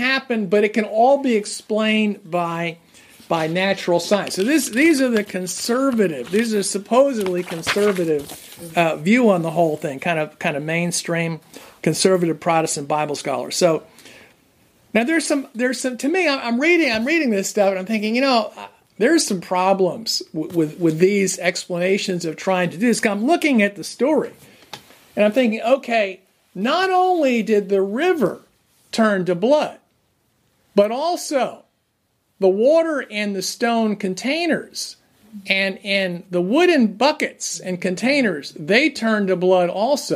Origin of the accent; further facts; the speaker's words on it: New Jersey, United States; I grew up in New Jersey